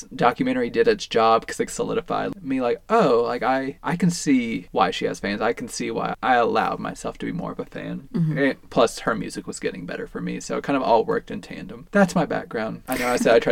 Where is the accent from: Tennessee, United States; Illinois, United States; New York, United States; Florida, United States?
Tennessee, United States; we're from Tennessee